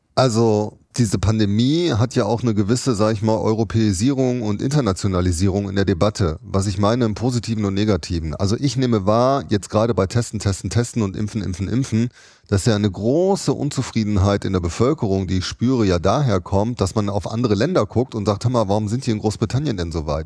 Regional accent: Düsseldorf, North Rhine-Westphalia, Germany; in meiner Heimatstadt Düsseldorf

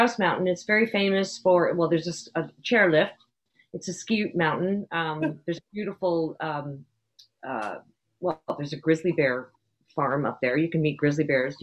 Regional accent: Canada; I am a Canadian moose

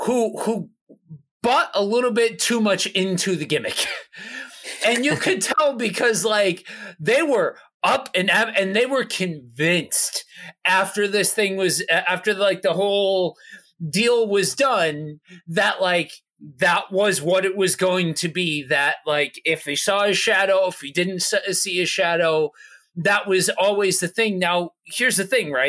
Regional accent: Pennsylvania, United States; moved away as an adult; also born or lived in Minnesota; I'm from Pennsylvania, so I grew up with hearing about this and experiencing this

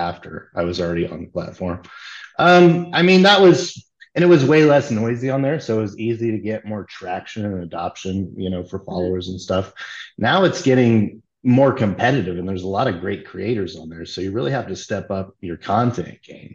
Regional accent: near Logansport, Indiana, United States; moved away as an adult; also born or lived in Fort Wayne, Indiana; now in Austin, United States; I'm actually from a real small rural community. I mean, it's near Logansport, Indiana, and there was only like 50 people

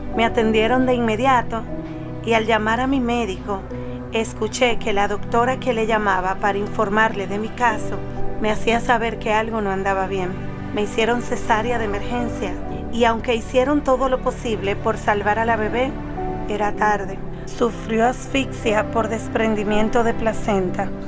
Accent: Dominican Republic; soy de República Dominicana

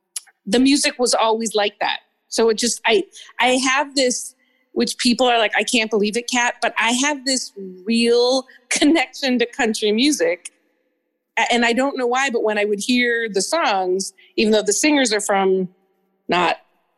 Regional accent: Chicago, Illinois, United States; moved away as an adult; also born or lived in New York City / Elgin, Illinois; now in Santa Ana, United States; now that I live in California, I really see myself as a Midwesterner. And all that has meant for me in my childhood, I mean, I was born in New York City, but I really identify with Midwest and the Midwest of my grandparents' farm in Elgin, Illinois

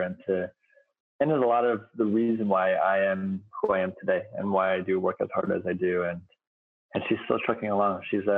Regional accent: United States; as an American

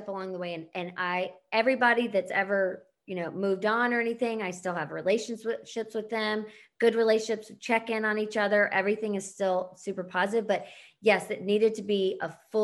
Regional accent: Charlotte, North Carolina, United States; moved away; I'm from Charlotte

